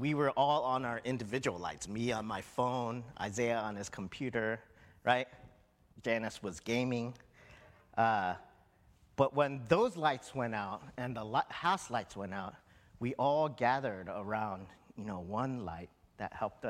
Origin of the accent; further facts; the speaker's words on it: Hawaii, United States; I was born in Hawaii